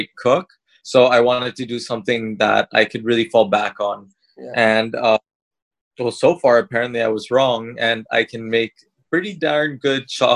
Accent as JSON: {"language": "English", "town": "San Francisco", "region": "California", "country": "United States", "tie": "born or raised there", "moved": "as an adult", "lives_now": "Philippines", "said": "growing up in San Francisco, I also had, I literally lived like about like a 5-10 minute car ride down the street from See's Candy"}